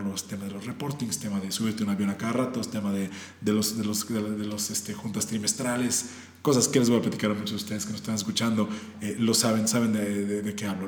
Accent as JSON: {"language": "Spanish", "region": "Puebla", "country": "Mexico", "moved": "yes", "lives_now": "Mexico City, Mexico", "said": "somos, de Puebla"}